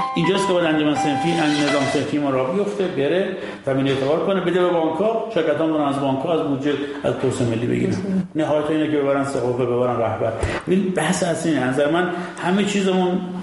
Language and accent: Persian; Iran; ما ایرانیم